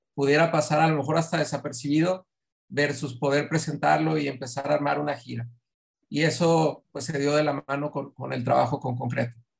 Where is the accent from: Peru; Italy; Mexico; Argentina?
Mexico; Mexico City; now in Monterrey, Mexico; yo soy de Ciudad de México